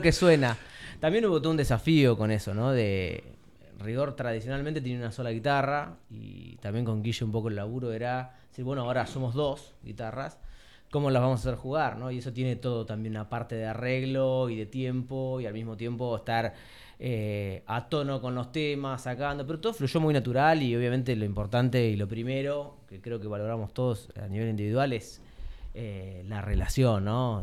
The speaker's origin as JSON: {"language": "Spanish", "town": "Tandil", "region": "Buenos Aires Province", "country": "Argentina", "moved": "yes", "said": "yo soy de acá de Tandil, pero viví mucho tiempo en Buenos Aires y vine hace poco"}